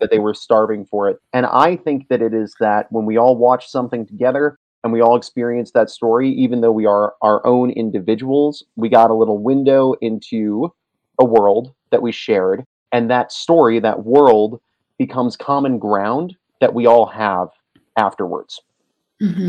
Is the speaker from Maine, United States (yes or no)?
yes; Maine, United States; now in Boulder, United States; I am in Boulder, Colorado at the moment, originally from Maine